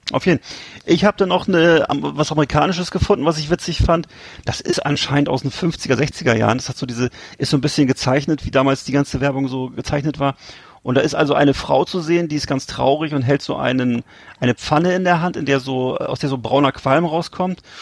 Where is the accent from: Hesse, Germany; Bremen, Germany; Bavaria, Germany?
Bremen, Germany; Fand ich irgendwie als Bremer trotzdem cool.